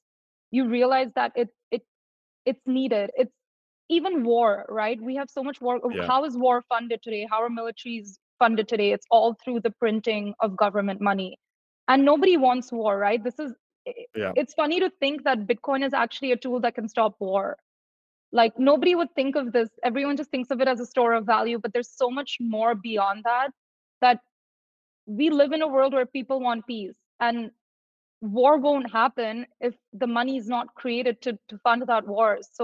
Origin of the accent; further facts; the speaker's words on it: India; moved away; I'm originally from India